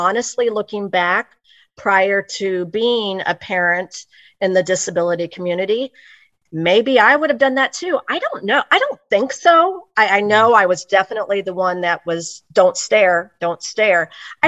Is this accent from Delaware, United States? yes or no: no; Olathe, Kansas, United States; while I was born on the Missouri side, on the Missouri side, I have always pretty much resided on the Kansas side mm-hmm. um, from about age two. So I'm in a, a, a pretty good sized suburb of Kansas City, Kansas called Olathe